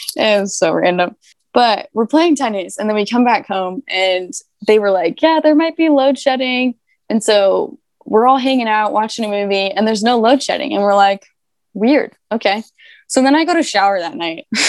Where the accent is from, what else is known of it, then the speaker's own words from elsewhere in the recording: Denver, Colorado, United States; I'm from Denver